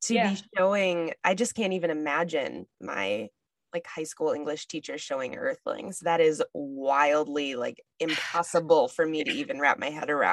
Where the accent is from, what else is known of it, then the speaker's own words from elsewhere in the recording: Northern Minnesota, United States; I grew up in Northern Minnesota and grew up hunting and fishing